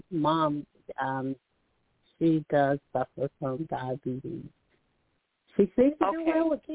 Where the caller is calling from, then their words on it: Alabama, United States; calling from Alabama.